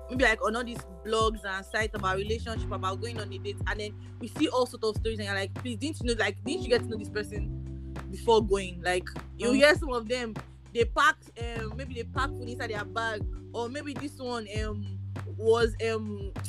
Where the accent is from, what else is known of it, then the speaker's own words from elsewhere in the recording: Nigeria; So just say for now, oh, as me, I'm a Nigerian boy, yo.